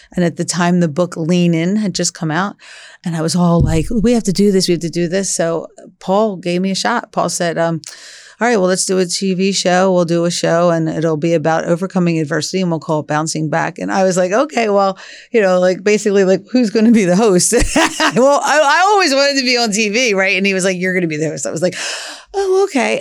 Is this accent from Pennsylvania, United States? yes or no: yes; Philadelphia, Pennsylvania, United States; We grew up in Northeast Philly